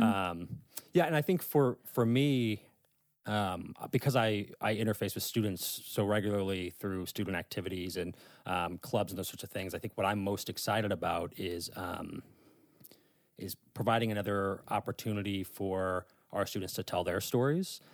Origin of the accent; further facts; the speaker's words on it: St. Louis, Missouri, United States; moved away as an adult; now in Northern Virginia, United States; I'm actually from the Midwest. I'm from Saint Louis, Missouri